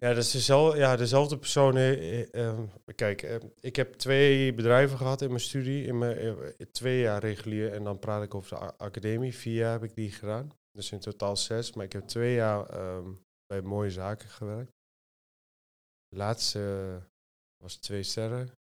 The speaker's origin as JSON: {"language": "Dutch", "town": "Almelo", "region": "Overijssel", "country": "Netherlands", "moved": "yes", "lives_now": "Apeldoorn, Netherlands", "said": "ik kom uit eh, Twente. Ik kom uit Almelo"}